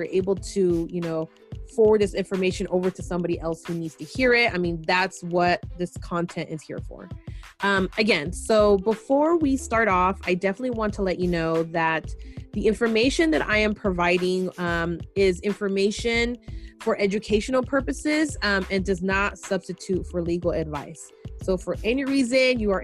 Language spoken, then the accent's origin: English; San Francisco, California, United States; me growing up in San Francisco and being a Latina